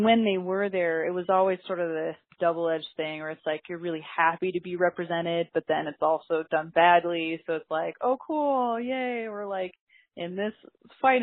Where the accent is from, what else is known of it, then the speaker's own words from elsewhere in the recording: Portland, Oregon, United States; I was actually born and raised on the West Coast, and I grew up in an urban indigenous community in Portland, Oregon